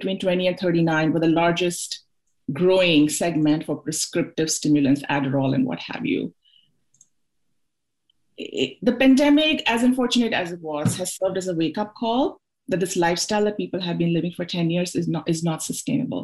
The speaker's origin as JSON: {"language": "English", "town": "Mumbai", "region": "Maharashtra", "country": "India", "tie": "born or raised there", "moved": "as an adult", "said": "I'm originally from Mumbai."}